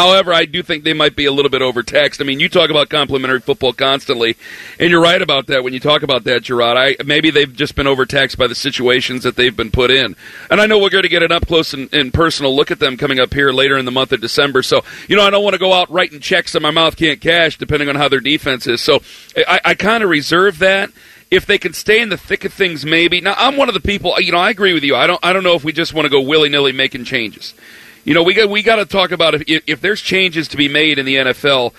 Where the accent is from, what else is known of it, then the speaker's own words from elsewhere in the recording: Ohio, United States; we're from Ohio